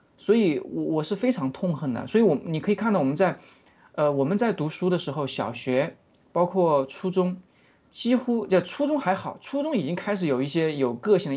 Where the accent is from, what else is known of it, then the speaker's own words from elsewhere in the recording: China; moved away; I'm from China